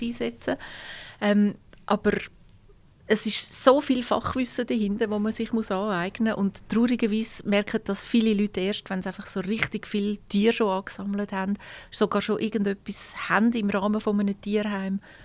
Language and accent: German; Switzerland; bei uns in der Schweiz